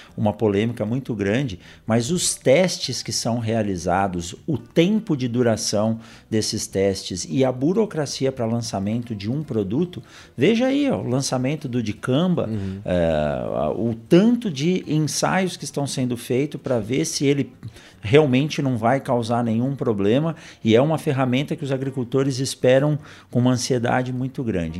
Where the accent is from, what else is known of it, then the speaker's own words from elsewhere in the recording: São Paulo, Brazil; moved away; eu sou nascido em São Paulo, uhum. na capital